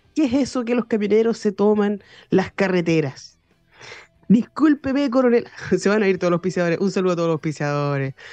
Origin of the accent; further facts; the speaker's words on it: Chile; Nosotros como ciudadanos chilenos